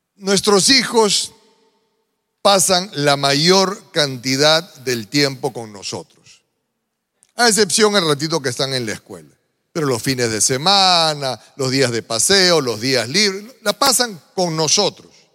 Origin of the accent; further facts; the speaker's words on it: Peru; yo como peruano tengo ciertas costumbres que los peruanos solemos repetir